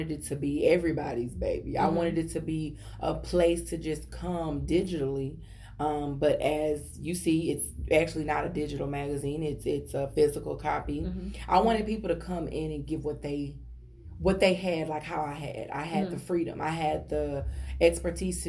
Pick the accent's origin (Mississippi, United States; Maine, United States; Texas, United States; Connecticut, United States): Texas, United States; I'm country. I'm from Texas